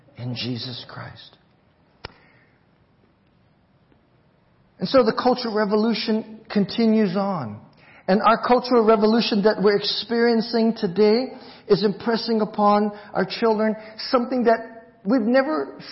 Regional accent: Hawaii, United States; moved away; I'm Chinese, but I grew up in Hawaii

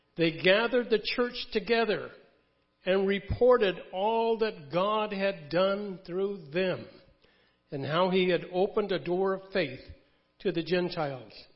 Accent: Connecticut, United States; I was born in Connecticut

